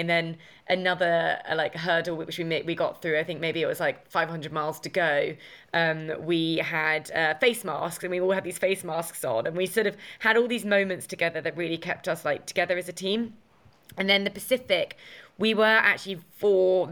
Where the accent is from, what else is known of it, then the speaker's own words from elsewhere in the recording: Essex, East of England, United Kingdom; my hometown in Essex